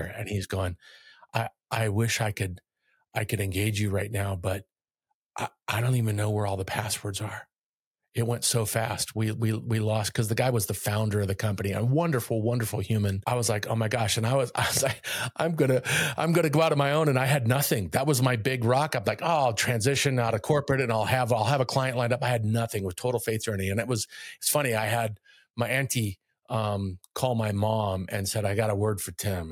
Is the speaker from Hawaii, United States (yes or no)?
yes; Kailua-Kona, Hawaii, United States; moved away as an adult; also born or lived in Northern California; I grew up in Kailua-kona on the island of Hawaii